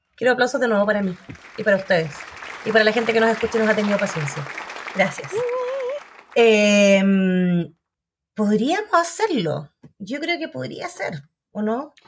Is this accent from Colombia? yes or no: no; Magallanes and Chilean Antarctica, Chile; now in Santiago, Chile; soy de Magallanes